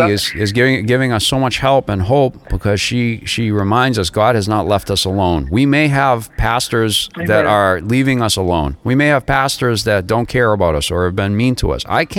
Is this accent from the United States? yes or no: yes; United States; also born or lived in Florida / Massachusetts; I'm an American